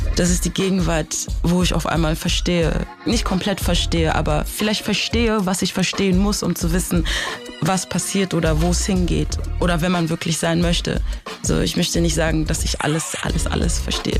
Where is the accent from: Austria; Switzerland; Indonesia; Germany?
Germany; also born or lived in Africa; ich bin in Afrika geboren. Ich bin mit sechs Jahren nach Deutschland gekommen.